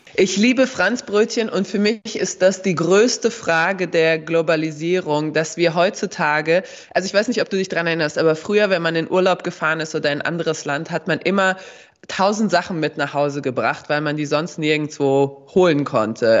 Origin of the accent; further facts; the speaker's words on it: Darmstadt, Hesse, Germany; first language Bosnian; German is a second language; als Hessin und vor allem als Mittelhessin, das, oder Südhessin, sage ich mal, Darmstadt, wir sind umgeben von Wald